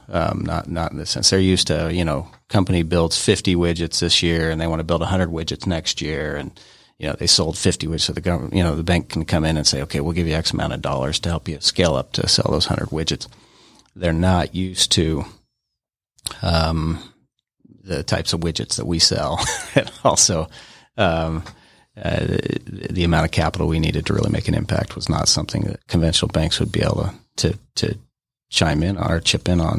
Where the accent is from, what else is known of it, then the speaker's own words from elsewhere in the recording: Ogden, Utah, United States; also born or lived in Denver, Colorado; I grew up in Ogden, Utah